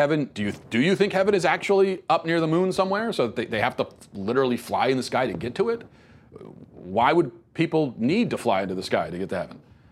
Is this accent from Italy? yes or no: no; Venezuela; now in United States; I grew up in South America, specifically in Venezuela, but I've lived in the United States for over half my life.